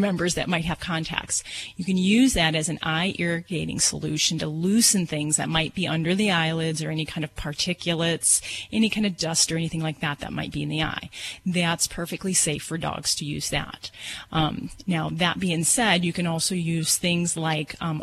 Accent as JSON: {"language": "English", "town": "Hammond", "region": "Indiana", "country": "United States", "tie": "born or raised there", "said": "I'm from Hammond, Indiana."}